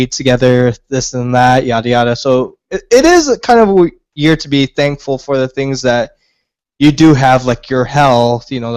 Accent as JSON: {"language": "English", "region": "South Texas", "country": "United States", "said": "I'm from South Texas"}